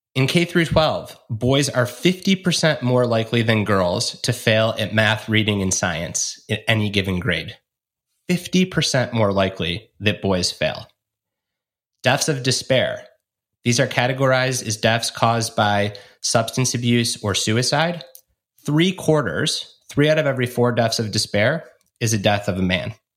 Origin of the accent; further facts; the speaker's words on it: Michigan, United States; my home state of Michigan